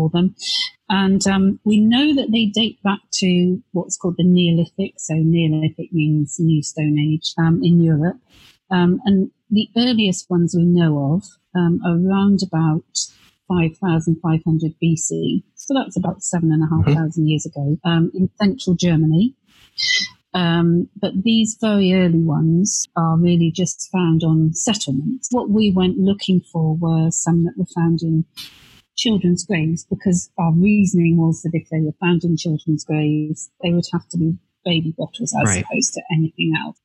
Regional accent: Devon, South West England, United Kingdom; now in Bristol, United Kingdom; I actually grew up in Devon in the West Country

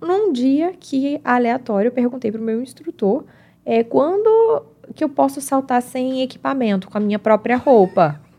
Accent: João Pessoa, Paraíba, Brazil; born there; como eu nasci em João Pessoa, eu conheço a praia de nudismo em João Pessoa.

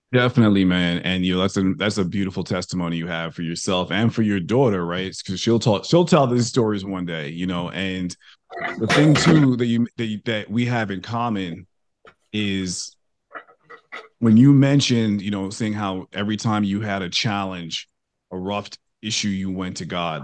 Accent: New York, United States; moved away as an adult; now in Texas, United States; I grew up in New York. I'm a born and raised New Yorker. I, I, I live in Texas now

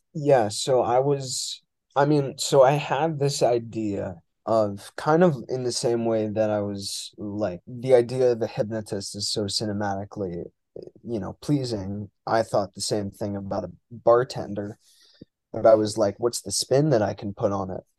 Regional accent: New York, United States; moved away as an adult; now in Boston, United States; born and raised in New York

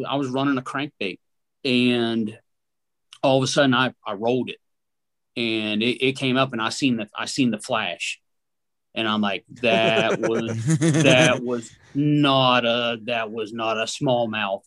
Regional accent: West Virginia, United States; I grew up in West Virginia, grew up, you know, on the trout streams.

